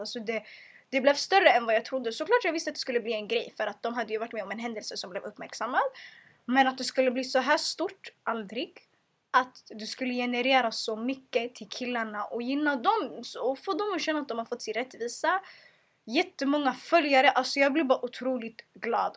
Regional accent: Sweden; jag är född och uppvuxen i Sverige

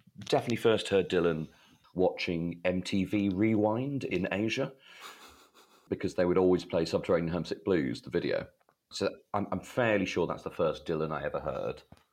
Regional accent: Leeds, Yorkshire and the Humber, United Kingdom; born there; moved away; also born or lived in Sri Lanka / Denmark / Egypt / Malawi; So I was born in Leeds, and then I think it was Sri Lanka, Denmark, Egypt, Malawi, Zimbabwe, the Philippines, and then Bangladesh.

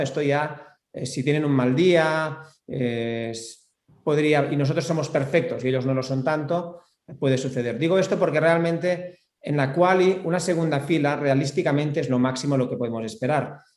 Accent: Spain; aquí en España

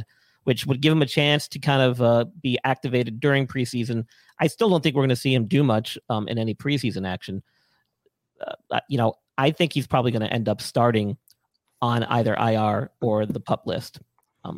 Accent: New York, United States; moved away; I'm from New York originally

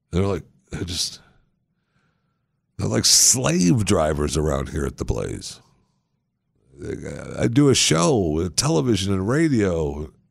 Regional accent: Texas, United States; I'm from Texas.

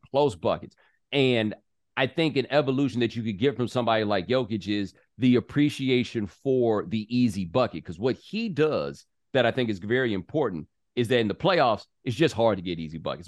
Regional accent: the South, United States; I'm from the South

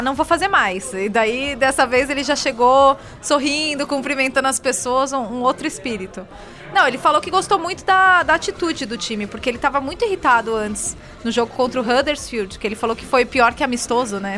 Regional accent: São Paulo, Brazil; Aí eu, de São Paulo

